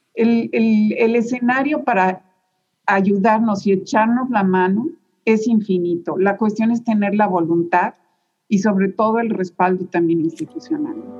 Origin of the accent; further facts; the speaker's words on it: Mexico; moved away as an adult; now in Houston, United States; así somos los mexicanos